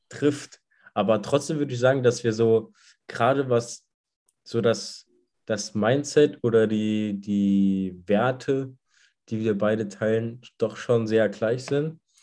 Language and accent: German; Saarland, Germany; bei uns im Saarland